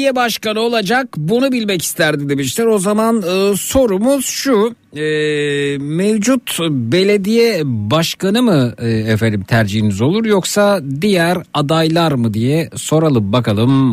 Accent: Şile, Istanbul, Turkey; bir Şileli olarak

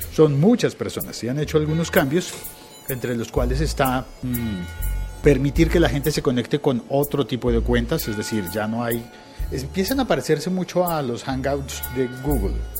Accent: Colombia; nosotros los colombianos

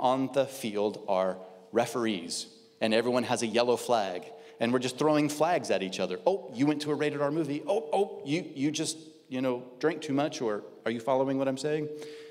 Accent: Midwest, United States; I am a male. I'm white. I grew up in the Midwest. I've been in California 14 years. I still am not used to palm trees.

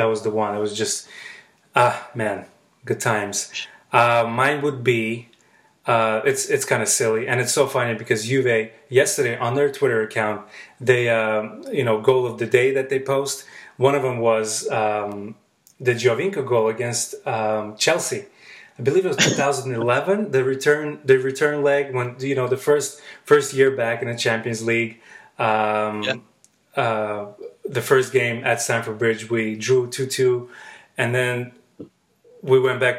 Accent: Baku, Azerbaijan; I grew up in Baku, Azerbaijan

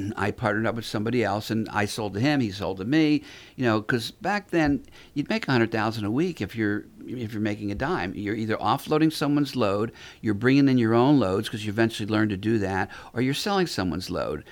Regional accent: North Miami, Florida, United States; also born or lived in Philadelphia; So I grew up in North Miami

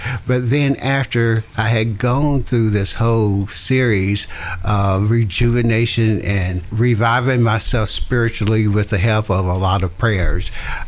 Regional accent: father's radio show in Greenville, Tennessee, the South, United States; I grew up in the Jim Crow South

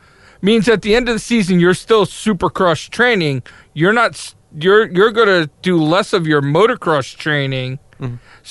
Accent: United States; I'm an American.

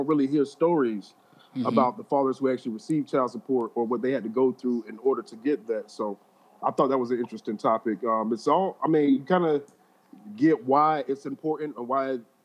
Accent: Orlando, Florida, United States; moved away as an adult; now in Dallas, United States; Born and raised in Orlando, Florida

